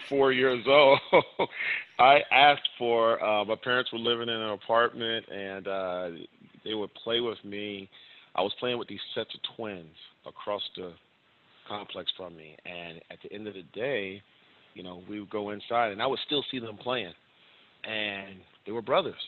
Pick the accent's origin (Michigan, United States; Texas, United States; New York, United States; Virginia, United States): Virginia, United States; Virginia Beach; now in Arizona, United States; growing up in Virginia Beach, it was my brother and I, and my dad and my mom